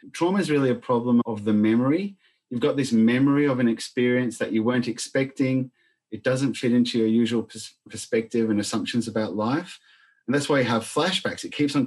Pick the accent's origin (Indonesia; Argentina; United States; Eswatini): Argentina; moved away; growing up in Argentina in the middle of a civil war